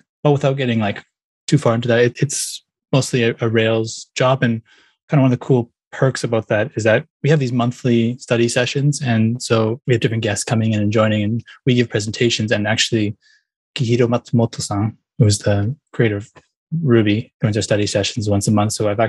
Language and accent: English; Vancouver, British Columbia, Canada; moved away as an adult; now in Tokyo, Japan; I actually live in Tokyo, but I'm originally from Vancouver in Canada. Kind of to explain why I'm here, well, I'm actually half Japanese, and I've always grown up wanting to speak Japanese.